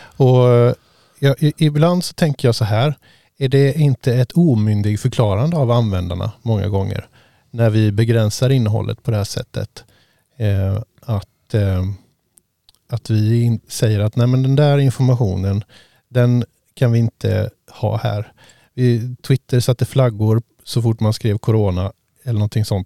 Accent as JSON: {"language": "Swedish", "country": "Sweden", "said": "jag som svensk"}